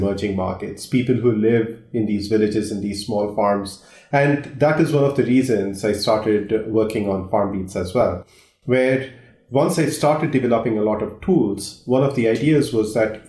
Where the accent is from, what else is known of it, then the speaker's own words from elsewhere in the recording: India; moved away; I grew up in India